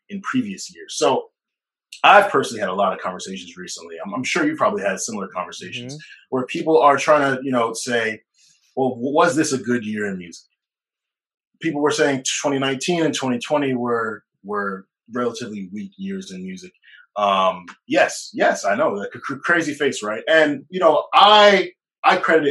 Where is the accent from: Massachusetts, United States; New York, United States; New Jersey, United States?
New Jersey, United States; I'm Jersey